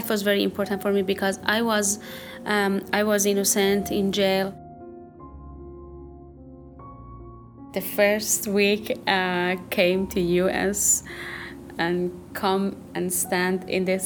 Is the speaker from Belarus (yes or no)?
no; Iran; moved away as an adult; now in United States; 2 months ago, I came from Iran to US. And when I was in Iran